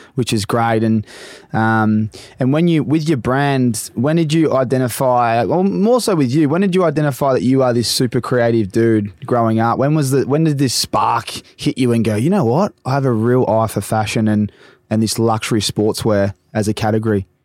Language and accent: English; Australia; being an Aussie